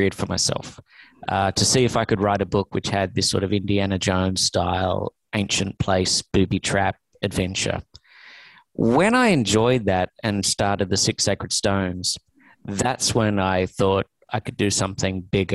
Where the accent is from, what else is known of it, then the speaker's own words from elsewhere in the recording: Australia; now in Los Angeles, United States; I'm an Australian